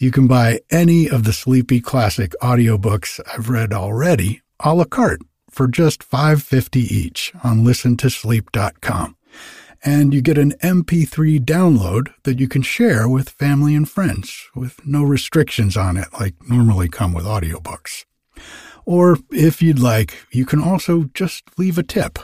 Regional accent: East Coast, United States; moved away; I grew up on the East Coast

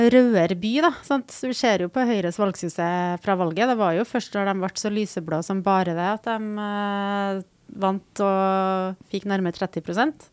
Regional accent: Trondheim, Trøndelag, Norway; jeg vokste opp i Tordenskioldsgata

